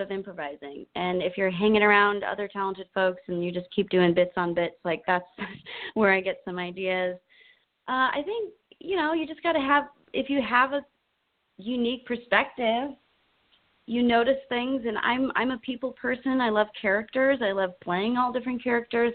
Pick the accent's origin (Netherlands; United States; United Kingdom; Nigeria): United States; Chicago, Illinois; now in Los Angeles, United States; I'm originally from Chicago, and that's where I got my start in professional theater